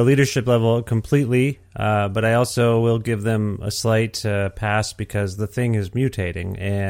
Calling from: Alberta, Canada; I'm calling you from Alberta

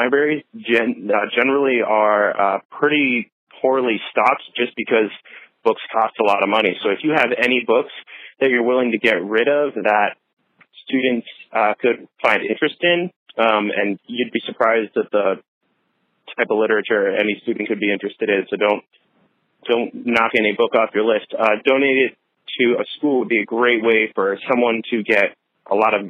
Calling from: Bronx, New York, United States; I'm calling from the Bronx, New York.

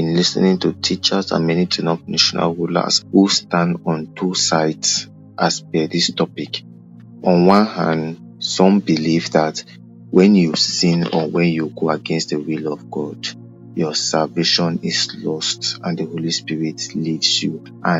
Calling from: Oya, Cameroon; from Oya, Cameroon.

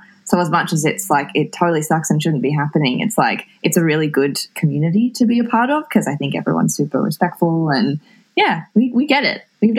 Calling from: Melbourne, Victoria, Australia; I am in Coburg, in Melbourne, in lockdown.

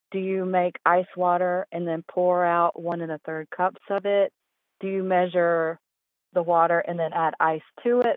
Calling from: Hendersonville, North Carolina, United States; I'm calling from Hendersonville, North Carolina

